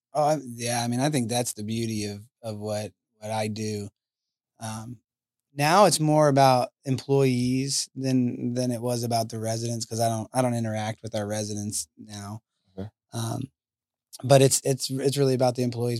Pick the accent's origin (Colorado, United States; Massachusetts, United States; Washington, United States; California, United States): Colorado, United States; moved away; I'm from Colorado